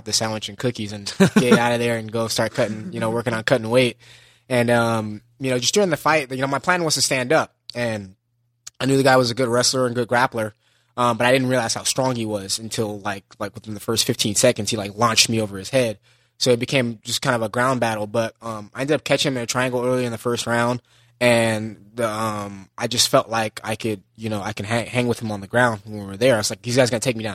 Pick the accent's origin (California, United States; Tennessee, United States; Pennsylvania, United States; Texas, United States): California, United States; Los Angeles; I grew up in LA, Los Angeles